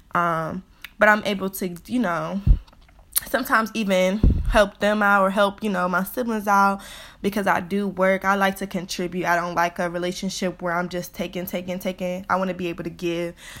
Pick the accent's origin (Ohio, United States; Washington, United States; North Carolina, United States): Ohio, United States; Cleveland; also born or lived in Bowling Green, Ohio; I'm from Cleveland, Ohio originally